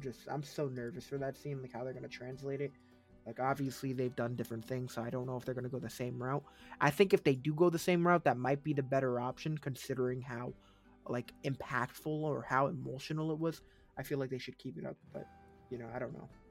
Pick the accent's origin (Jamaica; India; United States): United States; New England; I'm from New England